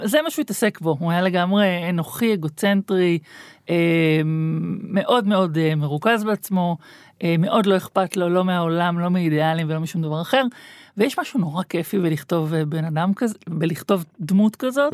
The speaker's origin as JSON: {"language": "Hebrew", "town": "Tel Aviv", "region": "Tel Aviv District", "country": "Israel", "tie": "born or raised there", "said": "אני בטעות נולדתי בגוף של תל אביבית, אני לגמרי ירושלמית"}